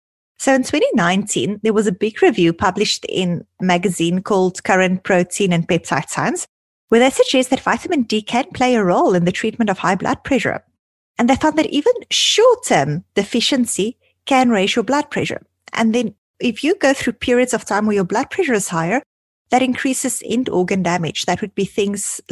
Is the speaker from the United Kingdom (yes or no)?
no; South Africa; now in Toronto, Canada; growing up in South Africa